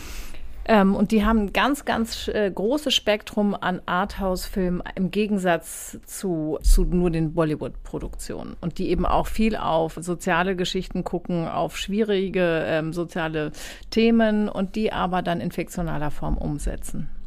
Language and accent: German; Kiel, Schleswig-Holstein, Germany; now in Hamburg, Germany; Ich bin ja gebürtige Schleswig-Holsteinerin